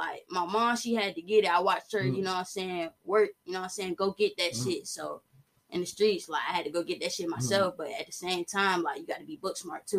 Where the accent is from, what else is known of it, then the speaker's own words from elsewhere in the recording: Newport News, Virginia, United States; From Newport News. Downtown.